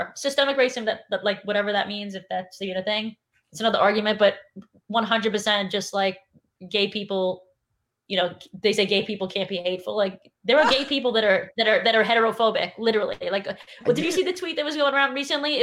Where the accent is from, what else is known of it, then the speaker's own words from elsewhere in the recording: New York City, New York, United States; I grew up in New York City, and it's like half of the people in my class were black